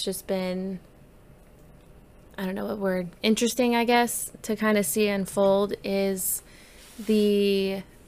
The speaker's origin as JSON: {"language": "English", "country": "United States", "said": "as an American"}